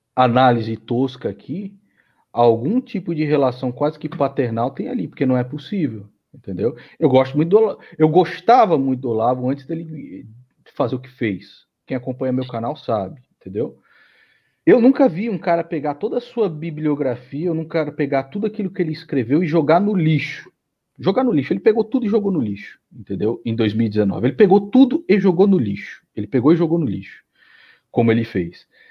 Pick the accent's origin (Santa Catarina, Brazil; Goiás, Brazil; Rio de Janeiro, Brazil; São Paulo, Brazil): São Paulo, Brazil; eu nasci em São Paulo, mas a minha família toda é, entendeu? A minha mãe é nordestina